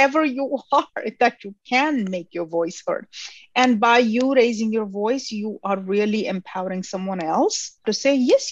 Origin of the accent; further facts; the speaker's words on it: India; now in United States; I grew up in India